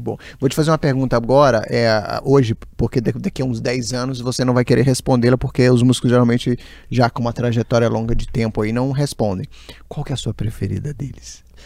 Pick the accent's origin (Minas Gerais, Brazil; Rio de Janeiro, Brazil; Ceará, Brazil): Minas Gerais, Brazil; São José do Jacuri; moved away; Eu costumo dizer que eu sou lá de São José do Jacuri